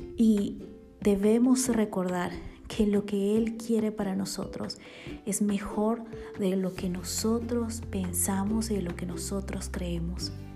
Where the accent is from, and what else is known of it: Bolivia; born or raised there; now in Guatemala